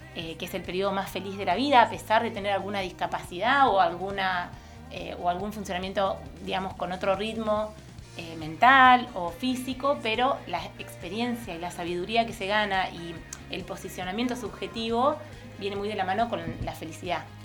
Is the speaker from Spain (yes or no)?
no; Argentina